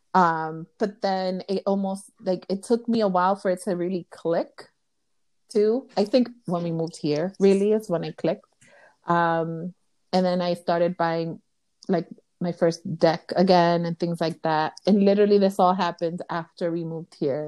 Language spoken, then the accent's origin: English; New York City, New York, United States; first language Spanish; English is a second language; I'm from Los Sures, Williamsburg. Very huge okay. Dominican, Puerto Rican population there, and I am Dominican.